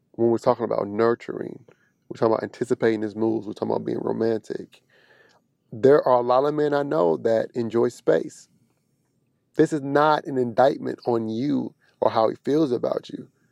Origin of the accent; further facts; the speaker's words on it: Kansas City, Missouri, United States; But I'm from the Midwest, right off the Bible Belt, Missouri, Kansas City.